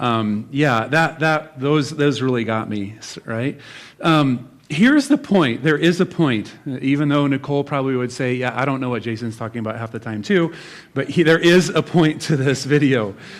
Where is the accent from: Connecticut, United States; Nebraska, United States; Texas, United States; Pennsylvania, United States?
Nebraska, United States; I'm from Nebraska.